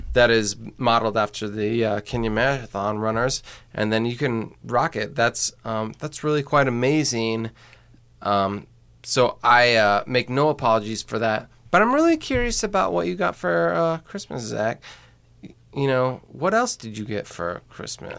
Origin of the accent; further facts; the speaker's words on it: Indiana, United States; I come from Indiana